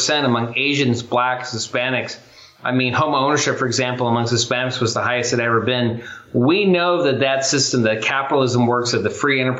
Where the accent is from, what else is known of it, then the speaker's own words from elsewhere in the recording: Chula Vista, California, United States; I grew up in Chula Vista, California